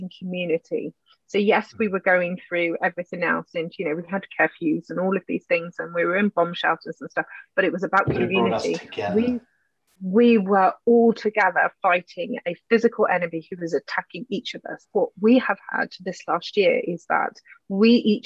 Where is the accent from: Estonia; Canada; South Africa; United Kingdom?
United Kingdom; we're British